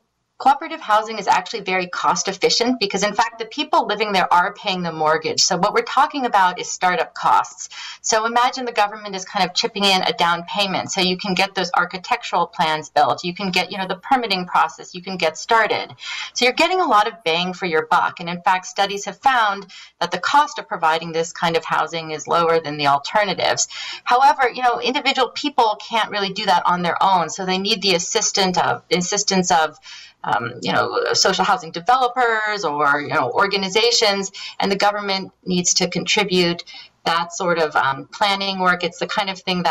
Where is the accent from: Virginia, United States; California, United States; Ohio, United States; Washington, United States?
California, United States; San Francisco; now in Toronto, Canada; I'm from San Francisco originally